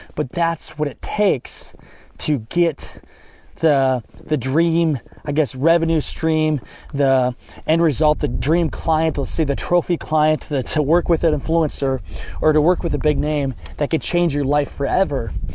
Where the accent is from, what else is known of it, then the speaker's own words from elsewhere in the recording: Northeast Iowa, United States; moved away as an adult; now in Orlando, United States; I grew up in Northeast Iowa